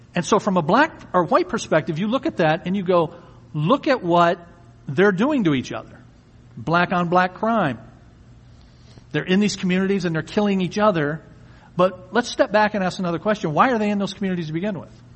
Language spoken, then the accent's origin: English; Ecorse, Michigan, United States; I grew up in Ecorse